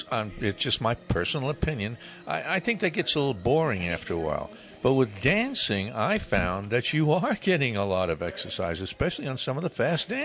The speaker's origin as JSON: {"language": "English", "town": "New York City", "region": "New York", "country": "United States", "tie": "born or raised there", "said": "Since I was born in Brooklyn"}